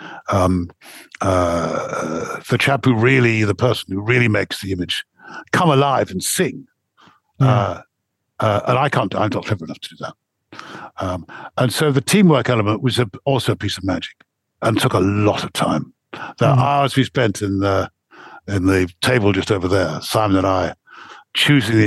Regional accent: England, United Kingdom; I stand out a bit because I'm English.

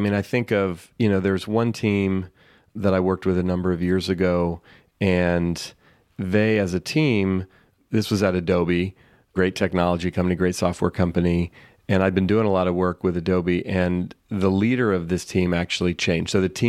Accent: San Francisco, California, United States; I grew up in here in the San Francisco Bay Area, where I still live, and played baseball all as a kid.

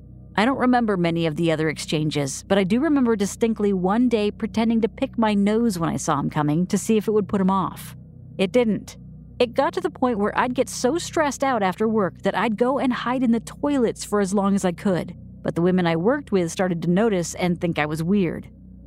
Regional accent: United Kingdom; I'm British, and it's therefore impossible for me to be impolite.

